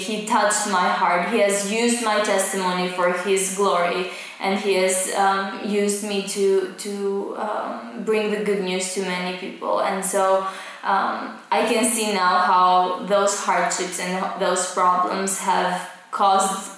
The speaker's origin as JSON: {"language": "English", "town": "Pogradec", "region": "Korçë County", "country": "Albania", "moved": "yes", "lives_now": "Tirana, Albania", "said": "I'm originally from Pogradec"}